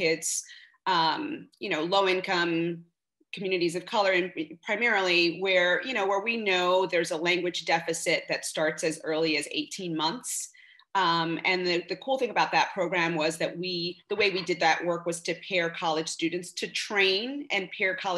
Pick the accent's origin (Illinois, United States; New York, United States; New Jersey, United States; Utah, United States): New York, United States; New York City; I was born and raised in Bed-Stuy, Brooklyn, to working class family.